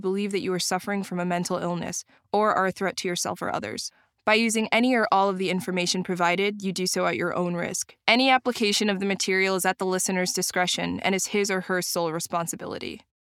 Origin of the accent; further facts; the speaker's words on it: Illinois, United States; I was raised in Illinois